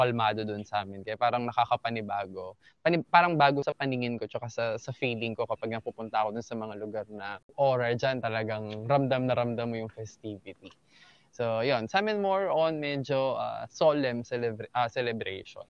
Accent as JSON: {"language": "Tagalog", "region": "Central Luzon", "country": "Philippines", "also_born_or_lived": "Pampanga", "said": "Sa amin dito sa Bataan"}